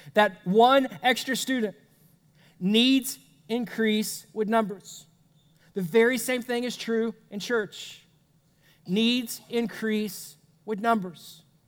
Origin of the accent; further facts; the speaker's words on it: United States; as an American